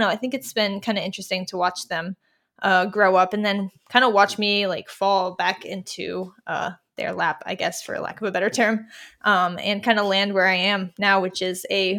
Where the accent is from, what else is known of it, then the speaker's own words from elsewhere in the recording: Providence, Rhode Island, United States; I am from Providence, which is about an hour outside there.